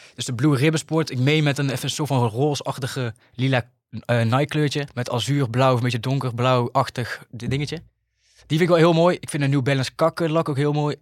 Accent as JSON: {"language": "Dutch", "town": "'s-Hertogenbosch", "region": "North Brabant", "country": "Netherlands", "said": "in de Muntel gewoond, waar ik vandaan kom"}